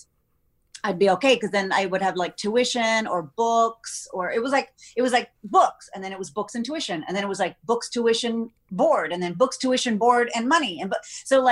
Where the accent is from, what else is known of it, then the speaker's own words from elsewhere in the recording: Texas, United States; I'm from Texas where it's pageants and football